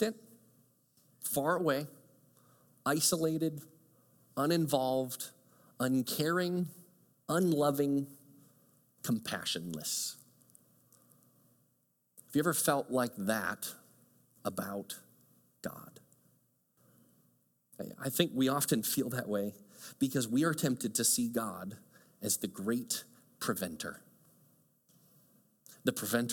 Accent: Chicago, Illinois, United States; moved away; also born or lived in small town in Michigan; I grew up in Chicago. I loved growing up in Chicago, kind of bustling suburb and subdivision

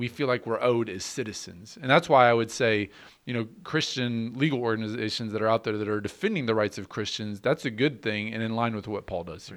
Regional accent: United States; as American citizens

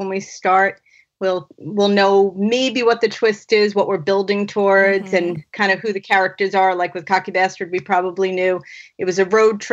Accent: New York, United States; I'm from New York. I'm about a half an hour outside of the city in Long Island

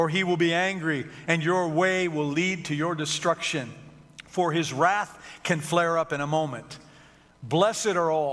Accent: Detroit, Michigan, United States; I grew up in Detroit

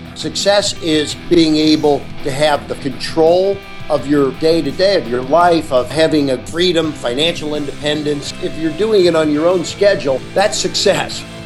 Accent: Boston, Massachusetts, United States; I'm from Boston

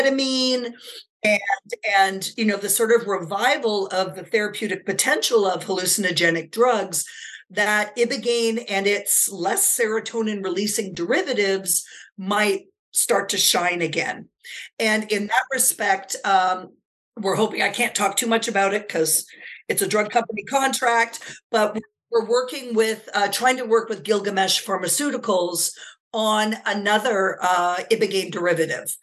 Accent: Canada; moved away as an adult; now in United States; as a Canadian, I never perceived myself living in the U.S. I always imagined returning to Canada

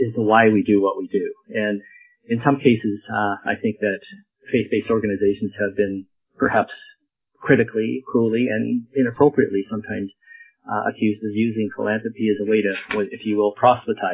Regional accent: Lethbridge, Alberta, Canada; moved away as an adult; also born or lived in Edmonton, Canada; now in White Rock, Canada; I am a prairie boy, born and raised in Lethbridge and educated there.

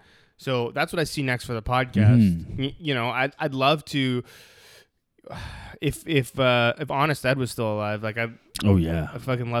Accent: Canada; I feel like it's a different world being Canadian, yes, you know?

